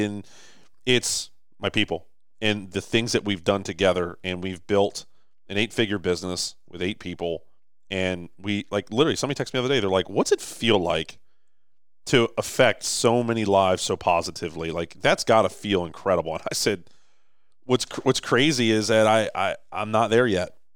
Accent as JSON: {"language": "English", "town": "Baltimore", "region": "Maryland", "country": "United States", "tie": "born or raised there", "said": "Baltimore, right? Like, this is my hometown."}